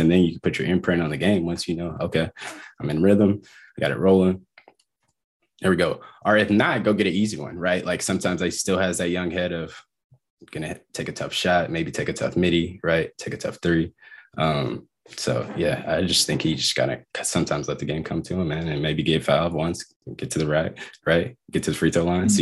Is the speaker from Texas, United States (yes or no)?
yes; Dallas, Texas, United States; also born or lived in Philadelphia; growing up in Dallas